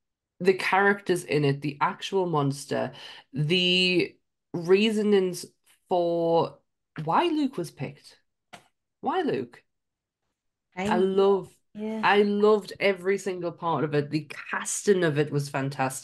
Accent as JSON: {"language": "English", "town": "Sunderland", "region": "North East England", "country": "United Kingdom", "accent": "Mackem", "said": "I am from Sunderland, which is right next door to Newcastle."}